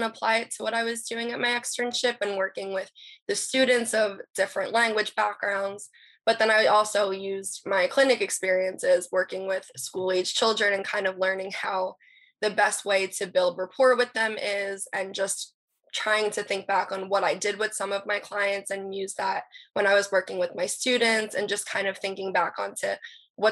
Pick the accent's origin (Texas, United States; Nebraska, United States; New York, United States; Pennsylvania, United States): Pennsylvania, United States; Philadelphia; I'm from Philly